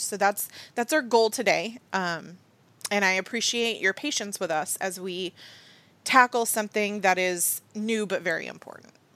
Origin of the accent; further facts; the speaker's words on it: United States; I'm about as American as it gets